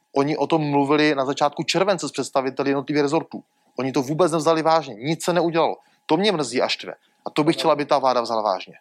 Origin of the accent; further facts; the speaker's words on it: Moravia, Czechia; jako Moravák